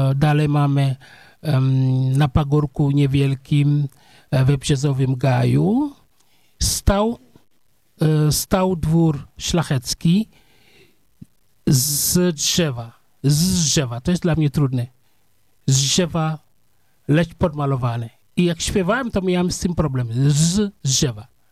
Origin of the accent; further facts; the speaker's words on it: Senegal; Polish is a second language; moved away as an adult; now in Poland; ja się urodziłem w wiosce